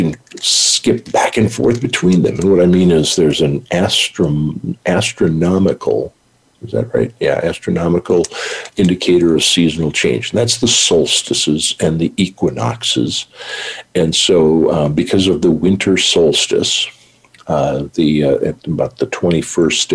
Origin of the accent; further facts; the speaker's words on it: United States; moved away; also born or lived in North Dakota / Montana; I grew up in North Dakota, Montana.